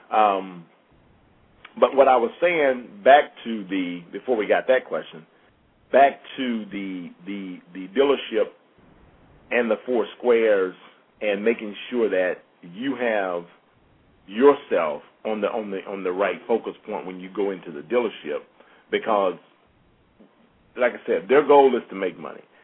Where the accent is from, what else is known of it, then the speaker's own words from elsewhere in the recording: Mississippi, United States; I'm from Mississippi